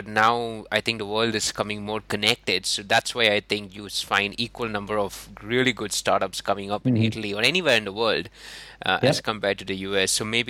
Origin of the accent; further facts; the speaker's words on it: India; now in United Kingdom; So I came from India to the UK 7 years ago